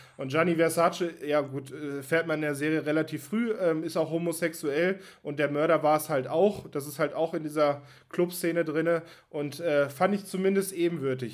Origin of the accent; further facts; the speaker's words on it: Germany; als Deutscher